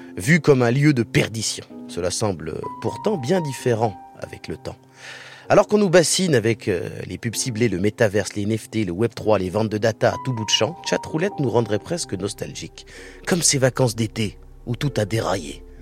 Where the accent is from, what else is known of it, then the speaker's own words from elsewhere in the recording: France; chez nous en France